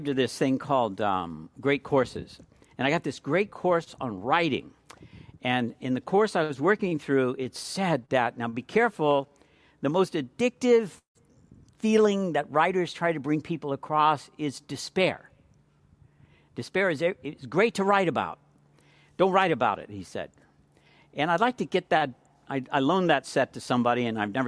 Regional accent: California, United States; I'm from California

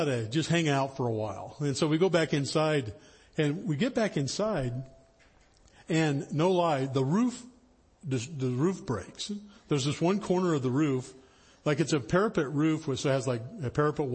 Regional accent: the high Sierras, Northern California, United States; I grew up in Northern California, up in the high Sierras

